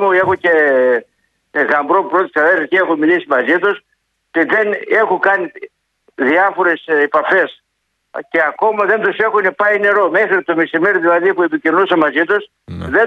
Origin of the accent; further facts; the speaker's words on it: Marathea, Thessaly, Greece; Είμαι από τη Μαραθέα Καρδίτσας.